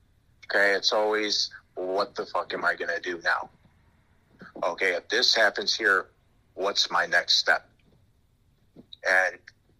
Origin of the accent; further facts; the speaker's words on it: Minnesota, United States; born there; also born or lived in Florida / Pennsylvania / Wisconsin; You know, I was born in Minnesota.